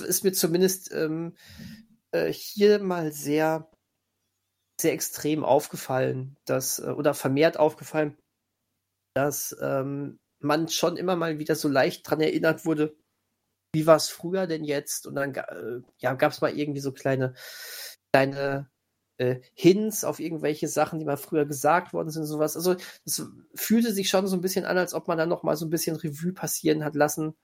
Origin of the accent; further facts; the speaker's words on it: near where Bang Boom Bang was filmed, North Rhine-Westphalia, Germany; accent: Pott; ich komme ganz in Nähe aus dem Ort, wo die, wo Bang Boom Bang gedreht wurde